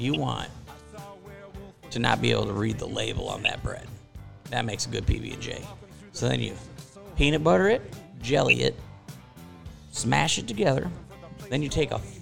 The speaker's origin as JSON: {"language": "English", "town": "Beach Park", "region": "Illinois", "country": "United States", "also_born_or_lived": "Milwaukee", "said": "I'm actually from Beach Park, Illinois"}